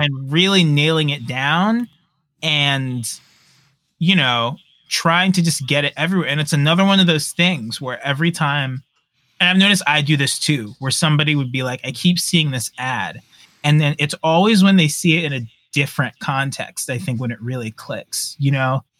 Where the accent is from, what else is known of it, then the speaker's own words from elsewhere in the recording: New York, United States; I'm from New York